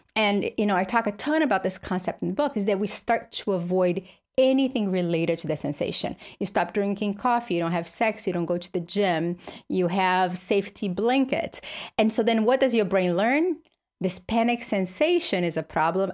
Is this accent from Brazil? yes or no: yes; Brazil; moved away; I grew up in Brazil, poor with his single mother